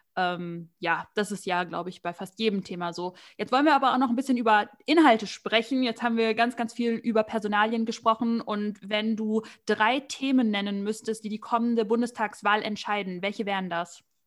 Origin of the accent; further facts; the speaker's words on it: North Rhine-Westphalia, Germany; Ich komme aus NRW